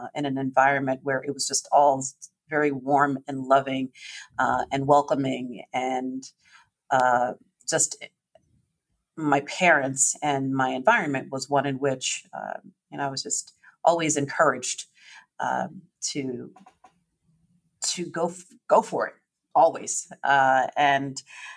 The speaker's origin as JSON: {"language": "English", "town": "Willingboro", "region": "New Jersey", "country": "United States", "tie": "born or raised there", "said": "I grew up in a town called Willingboro, New Jersey. That's in southern New Jersey"}